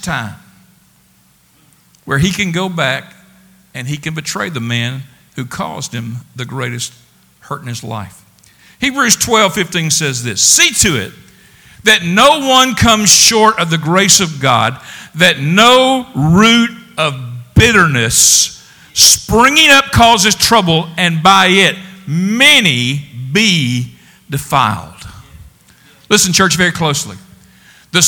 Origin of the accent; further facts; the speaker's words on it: the South, United States; we're all from the South